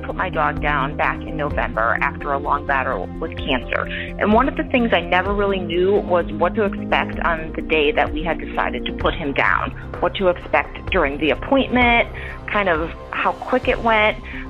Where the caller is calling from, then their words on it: Stratford, Connecticut, United States; I'm calling from Stratford, Connecticut.